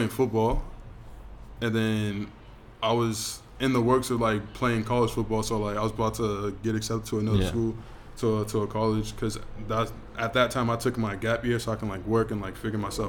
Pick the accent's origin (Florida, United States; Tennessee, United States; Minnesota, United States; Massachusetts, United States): Massachusetts, United States; Boston; moved away as an adult; now in Australia; I grew up in Dorchester in Boston